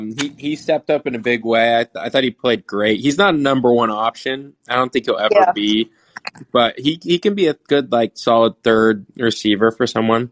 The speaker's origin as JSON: {"language": "English", "town": "Los Angeles", "region": "California", "country": "United States", "tie": "born or raised there", "said": "growing up in LA, we didn't have a team for almost my whole childhood"}